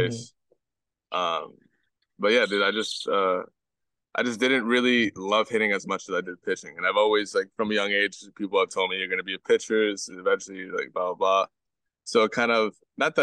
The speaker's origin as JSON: {"language": "English", "town": "Belleville", "region": "New Jersey", "country": "United States", "tie": "born or raised there", "said": "So I grew up in New Jersey, North Jersey to be specific. I grew up in this town right outside of North New Jersey, North. It's called Belleville"}